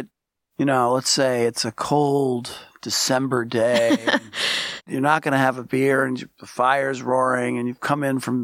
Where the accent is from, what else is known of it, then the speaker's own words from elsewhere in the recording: New York City, New York, United States; I'm from Brooklyn, Schaefer City